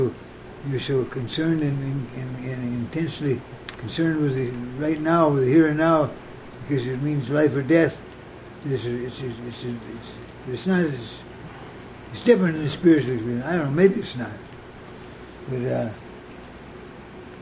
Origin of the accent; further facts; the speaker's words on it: Muskegon, Michigan, United States; now in Boulder, United States; I was born in Muskegon, Michigan